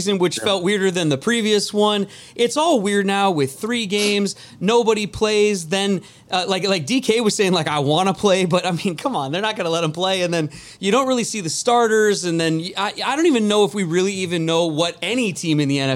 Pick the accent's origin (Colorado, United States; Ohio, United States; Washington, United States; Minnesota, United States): Washington, United States; Edmonds; I'm a guy from Edmonds